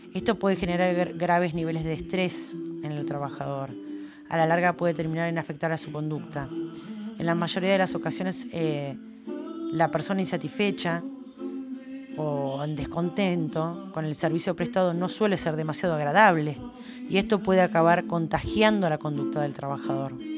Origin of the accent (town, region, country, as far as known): Argentina